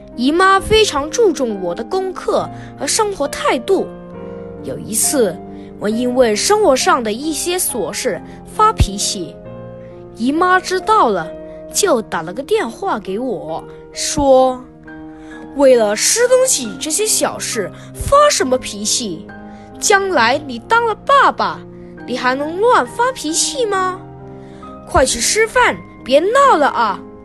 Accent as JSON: {"language": "Chinese", "country": "Hong Kong", "said": "今年十一岁，我在香港英华小学上六年级"}